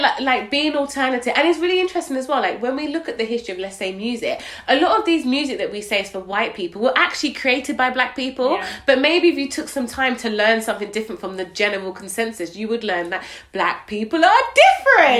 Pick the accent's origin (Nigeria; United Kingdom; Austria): Nigeria; I'm Nigerian